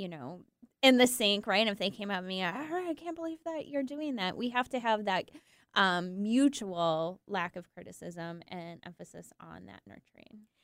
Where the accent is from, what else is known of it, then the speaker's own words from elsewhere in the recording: Michigan, United States; moved away; I'm, I'm from Michigan, and actually my partner is too